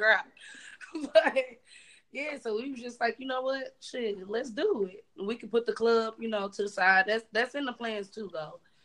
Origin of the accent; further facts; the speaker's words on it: North Carolina, United States; now in St. Louis, United States; I grew up in North Carolina